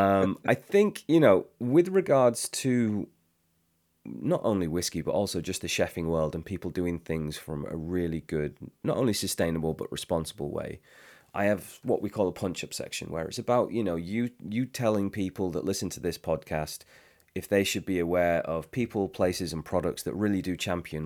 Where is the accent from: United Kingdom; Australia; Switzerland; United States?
United Kingdom; England; as English people